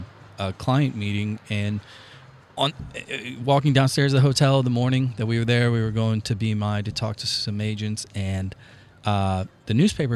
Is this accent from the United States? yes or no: yes; St. Charles, Missouri, United States; talk about South County or South City Hoosiers, and I'm from St. Charles.